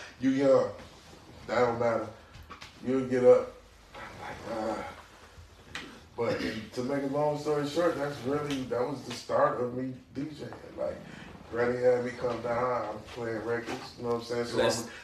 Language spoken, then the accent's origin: English; Flint, Michigan, United States; I'm from Flint